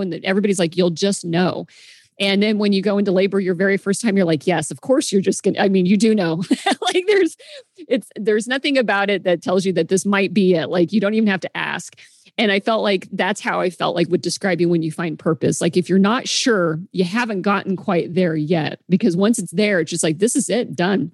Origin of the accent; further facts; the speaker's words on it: the Midwest, Kansas, United States; moved away as an adult; now in Seattle, United States; I grew up in the Midwest